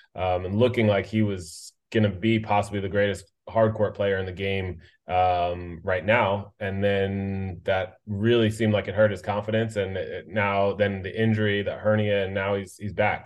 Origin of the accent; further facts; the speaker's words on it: United States; as an American